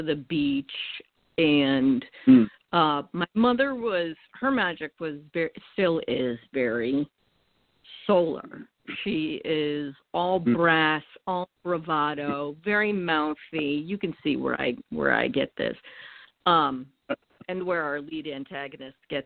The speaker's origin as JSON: {"language": "English", "region": "New England", "country": "United States", "tie": "born or raised there", "moved": "yes", "said": "I was born and raised in New England, and actually at the foot of the northern edge of the Appalachian mountain chain"}